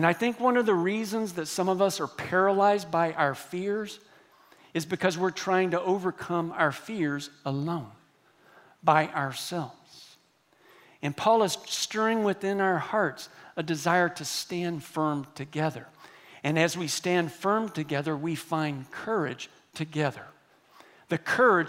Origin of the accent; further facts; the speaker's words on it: Texas, United States; I grew up here in Texas